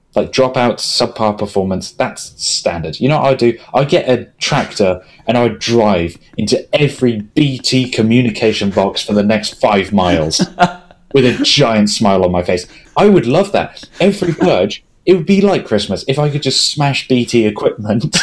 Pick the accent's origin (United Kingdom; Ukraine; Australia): United Kingdom; England; We're English. We're very English.